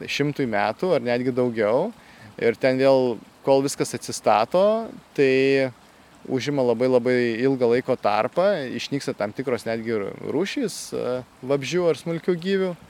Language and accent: Lithuanian; Dzūkija, Lithuania; also born or lived in Kaunas; gimiau tai Kaune, dideliam Lietuvos mieste. Uh, bet esu kilęs tai iš Dzukijos gražaus regiono ir teko aukti man e, ankstyvuose savo gyvenimo metuose jaunystėje kaime.